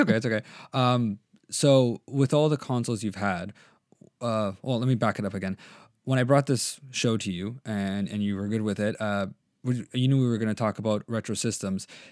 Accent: Canada; I'm Canadian

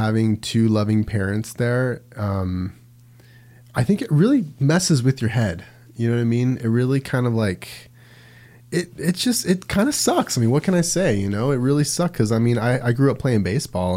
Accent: Las Vegas, Nevada, United States; moved away; I grew up in Vegas, and it was definitely different

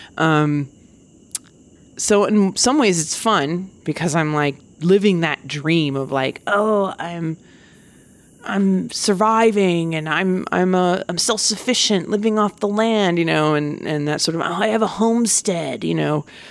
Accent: United States; I'm such an American

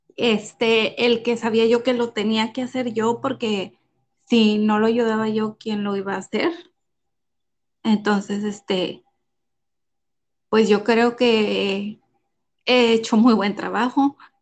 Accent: Monterrey, Nuevo León, Mexico; Soy de Monterrey, México, Monterrey, Nuevo León, México

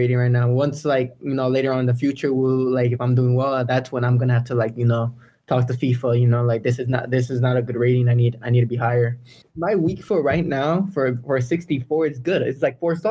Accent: United States; I was born in America. You know, I have Mexican roots

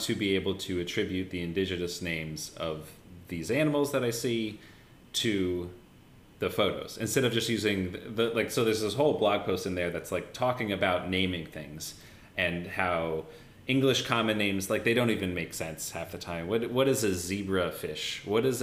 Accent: United States; now in Australia; I'm American

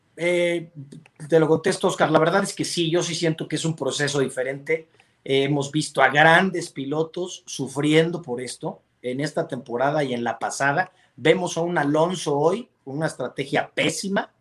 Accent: Mexico; somos mexicanos

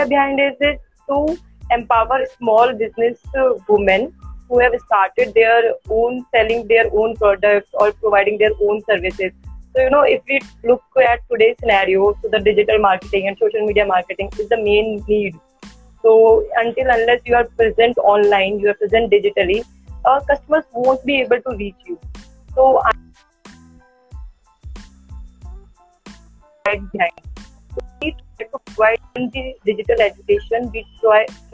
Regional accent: Delhi, India; I have born and brought up in Delhi

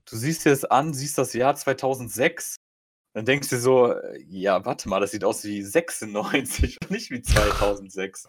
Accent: Germany; mehr Deutscher als Pole vom, vom bürokratischen her. Ich bin hier geboren.

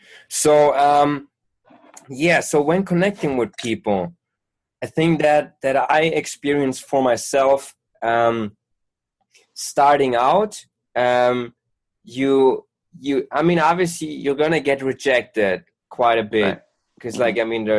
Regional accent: Germany; English is a second language; Well, I'm from Germany, man.

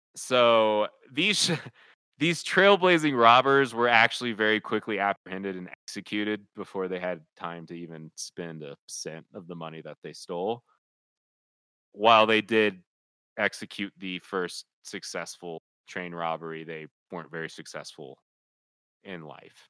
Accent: Kansas City, United States; I grew up in Kansas City

